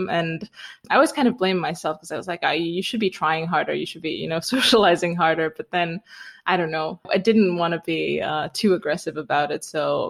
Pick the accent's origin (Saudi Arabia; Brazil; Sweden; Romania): Romania; I grew up in Romania, partly in a small town and partly in the mountains because we had a cabin